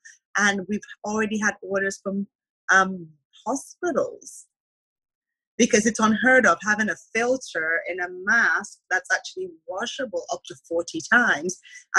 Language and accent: English; Nigeria; also born or lived in Canada; Mm-hmm, but I lived in Nigeria when I was young.